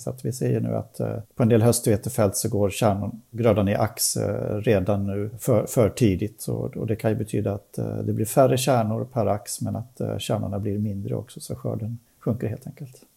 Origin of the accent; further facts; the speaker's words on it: Sweden; vi svenskar